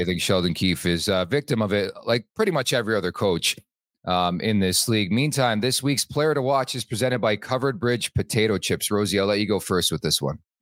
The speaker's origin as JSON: {"language": "English", "town": "Montreal", "region": "Quebec", "country": "Canada", "tie": "born or raised there", "said": "I was born in Montreal"}